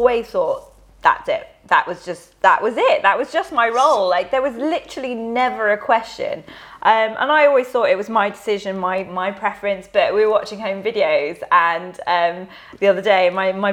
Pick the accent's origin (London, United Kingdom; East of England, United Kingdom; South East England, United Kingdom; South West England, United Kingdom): London, United Kingdom; Ealing; So I grew up in Ealing with a 2.4 family, so mum, dad, brother, in a nice little suburban area